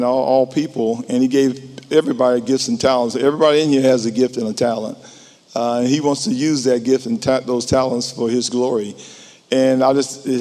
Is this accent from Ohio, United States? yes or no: no; Whitmire, South Carolina, United States; I was born in Whitmire, South Carolina, a small town near Columbia, South Carolina, and not very much to do, so you got involved with sports